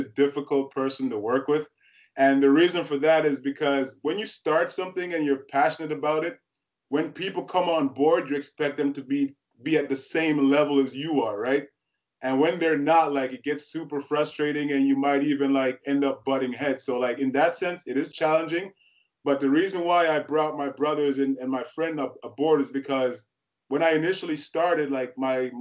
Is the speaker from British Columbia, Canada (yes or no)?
no; Ottawa, Ontario, Canada; growing up in Ottawa